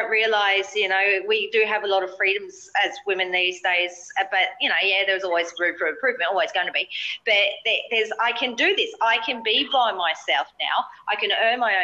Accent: Australia; being an Aussie

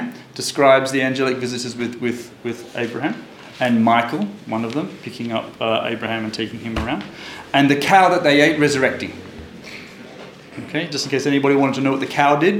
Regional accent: Australia; now in Israel; when I was born in Australia

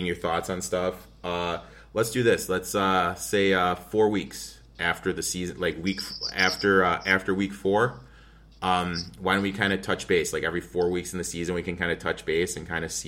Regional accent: Michigan, United States; Michigan, my home state

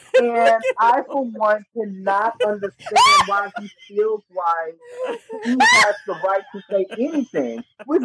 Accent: Louisiana, United States; I live in Louisiana. I'm from the South.

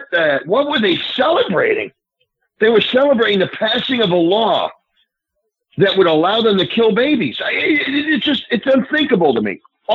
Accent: Rhode Island, United States; my home state, Rhode Island, which is where I grew up.

